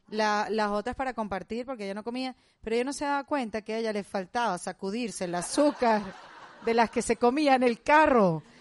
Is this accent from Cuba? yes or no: yes; Cuba; Bueno, acuérdate yo soy cubana.